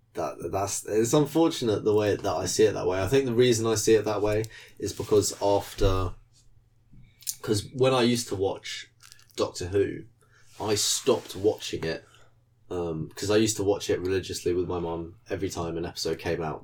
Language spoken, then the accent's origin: English; United Kingdom; as a British person